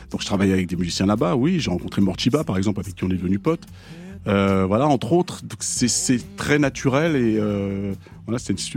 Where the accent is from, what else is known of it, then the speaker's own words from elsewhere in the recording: Argenteuil, Île-de-France, France; Le créole, je l'ai appris parce que j'ai grandi, même si j'ai grandi à Argenteuil, eh bien, j'ai grandi dans une famille où tout le monde parlait créole